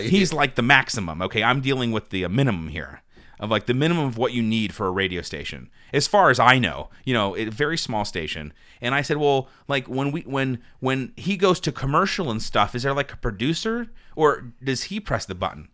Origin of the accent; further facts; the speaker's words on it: Uniontown, Pennsylvania, United States; now in Butler County, United States; my hometown of Uniontown